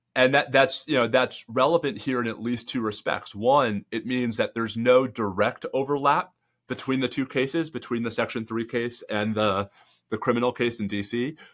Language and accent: English; New York, United States; moved away as an adult; also born or lived in Northeast corridor; now in Texas, United States; I grew up in New York